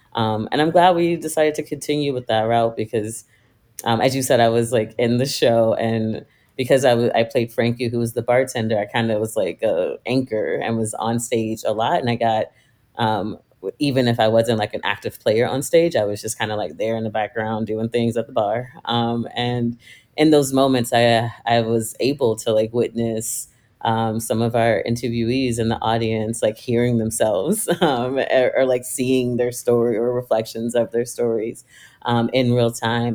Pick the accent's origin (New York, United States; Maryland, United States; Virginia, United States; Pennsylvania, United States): Virginia, United States; moved away; I am originally from Virginia, like a smaller rural town in Virginia